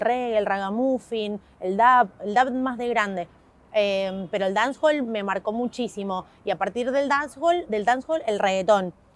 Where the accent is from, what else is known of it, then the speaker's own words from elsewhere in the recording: Mendoza, Argentina; nací en Mendoza